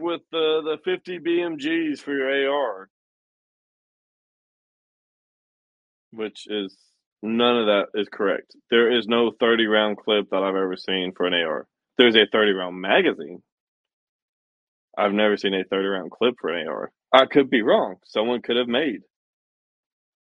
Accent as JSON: {"language": "English", "region": "Tennessee", "country": "United States", "tie": "born or raised there", "said": "my home state, Tennessee"}